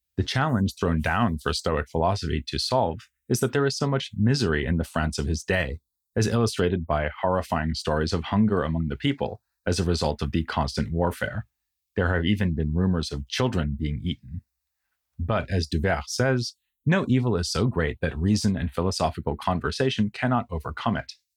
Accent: United States; first language English; moved away as an adult; now in Germany; As an American living in Germany

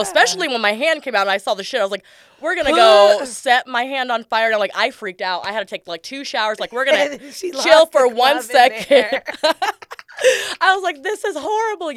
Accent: San Diego, California, United States; also born or lived in Escondido, California; born and raised in San Diego.

